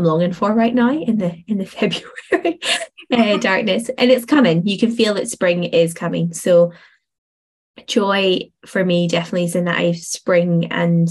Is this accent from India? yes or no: no; Northern Ireland, United Kingdom; moved away as an adult; also born or lived in Stirling, Scotland; now in Scotland; I moved from Northern Ireland over to Stirling